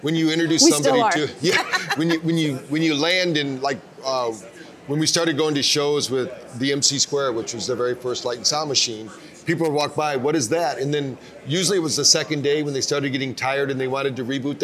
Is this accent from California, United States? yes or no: no; Battle Creek, Michigan, United States; I grew up in my hometown of Battle Creek, Michigan.